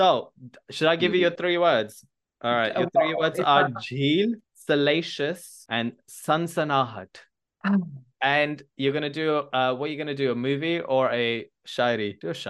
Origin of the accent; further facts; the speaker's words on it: The Hague, South Holland, Netherlands; now in London, United Kingdom; And I'm originally from Holland, so...